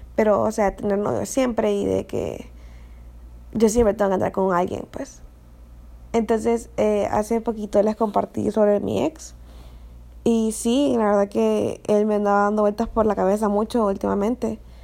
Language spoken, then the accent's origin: Spanish; Honduras; yo soy de Honduras, eh, entonces vengo de una cultura bien conservadora